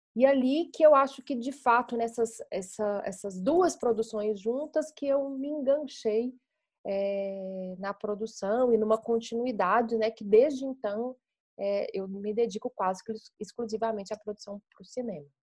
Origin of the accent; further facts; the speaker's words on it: Belo Horizonte, Minas Gerais, Brazil; eu sou mineira de Belo Horizonte, né, e construí a minha carreira em cinema aqui